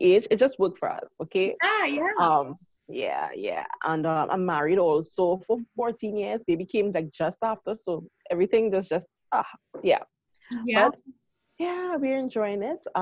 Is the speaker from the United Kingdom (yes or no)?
no; Trinidad & Tobago; I am from Trinidad and Tobago. That's all the way in the Caribbean.